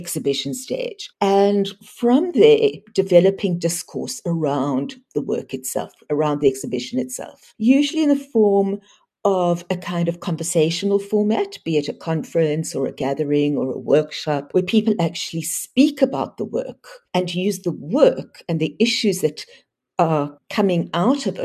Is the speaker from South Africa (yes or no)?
yes; South Africa; as South African artists